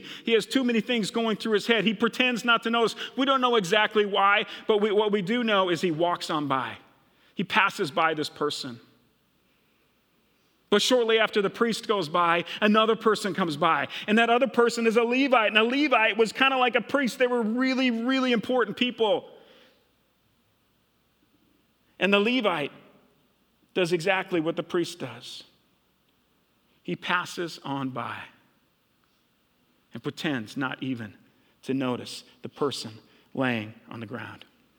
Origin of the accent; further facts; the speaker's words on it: Minnesota, United States; now in Hillcrest, United States; I grew up in Minnesota. When I first moved to Hillcrest and started working here 24 years ago, which is crazy to even think about, I had the craziest, worst accent ever, okay?